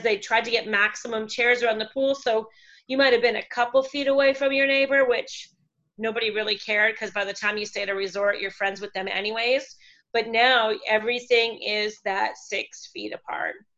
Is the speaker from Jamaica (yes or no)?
no; Canada; moved away as an adult; now in Puerto Morelos, Mexico; We are originally from Canada, where we ran a um, wedding and event company for six years